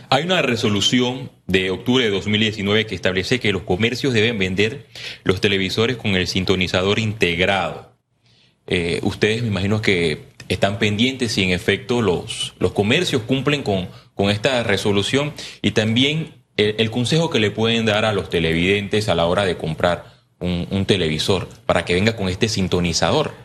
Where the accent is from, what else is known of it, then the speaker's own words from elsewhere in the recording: Puerto Armuelles, Chiriquí, Panama; yo soy de Chiriquí, especialmente Puerto Armuelles